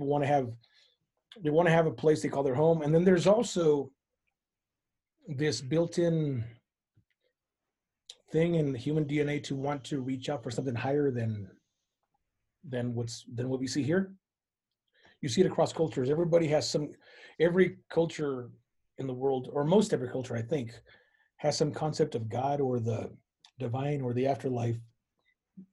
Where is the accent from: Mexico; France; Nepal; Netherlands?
Mexico; Guadalajara, Jalisco; first language Spanish; English is a second language; now in Albuquerque, United States; I'm from Guadalajara, Mexico. That's where I was born